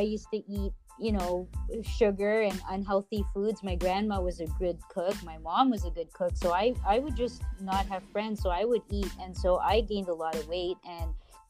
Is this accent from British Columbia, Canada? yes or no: no; Mississauga, Ontario, Canada; Born and raised.